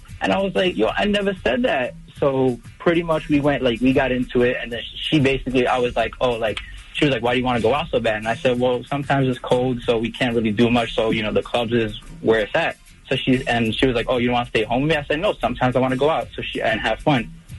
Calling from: New York, United States; I'm from New York.

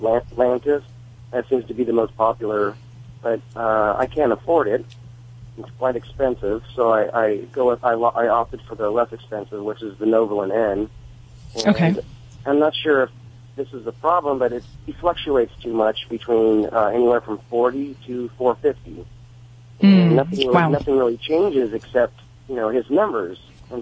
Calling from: California, United States; Southern California.

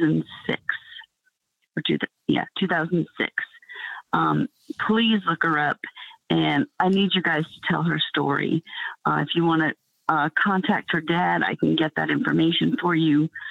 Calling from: Atlanta, Georgia, United States; I'm calling you from Georgia, from the Atlanta area.

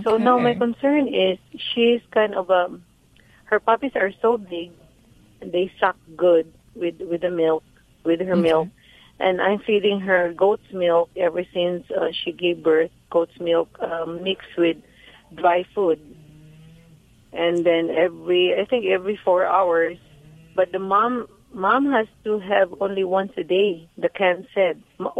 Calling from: California, United States; from California.

